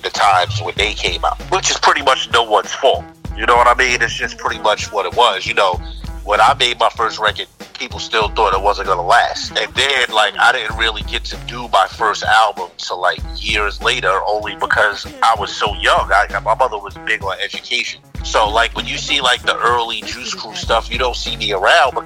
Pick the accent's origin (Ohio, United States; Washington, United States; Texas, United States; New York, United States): New York, United States; New York City; I'm from Queensbridge, 4117 Vernon Boulevard. I actually lived at Marley Mall, the building.